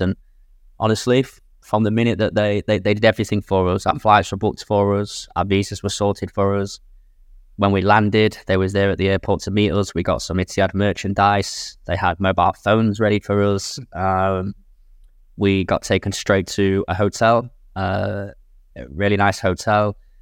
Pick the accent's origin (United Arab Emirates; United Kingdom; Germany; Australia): United Kingdom; England; moved away as an adult; now in Jeddah, Saudi Arabia; I'm from England